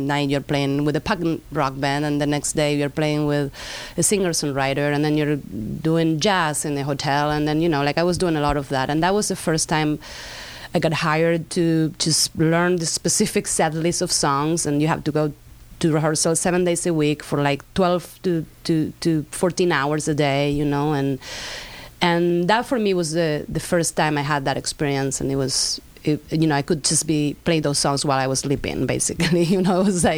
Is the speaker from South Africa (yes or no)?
no; Argentina; also born or lived in Spain; now in Los Angeles, United States; My parents are from Spain. I grew up in Argentina. My parents moved back to Spain at some point, so I moved with them. Then I went back to Argentina.